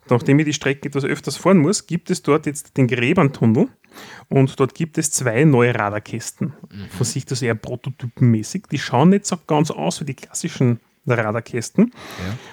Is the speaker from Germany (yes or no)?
no; Austria; Was macht es für uns als Österreicher natürlich einfacher?